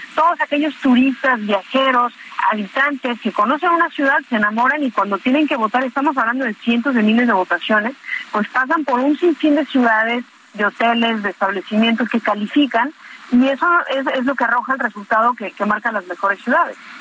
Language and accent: Spanish; Yucatán, Mexico; nos llena de orgullo como yucatecos